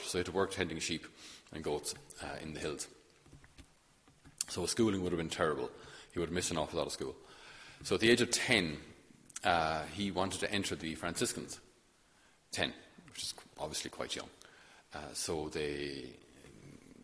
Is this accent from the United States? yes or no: no; Thurles, Munster, Ireland; I'm from Thurles in Tipperary